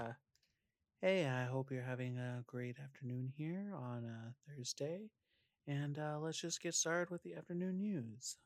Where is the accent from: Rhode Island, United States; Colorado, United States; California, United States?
California, United States; as a Californian